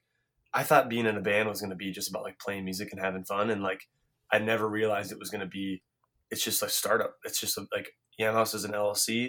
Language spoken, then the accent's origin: English; Minneapolis, Minnesota, United States; growing up in Minneapolis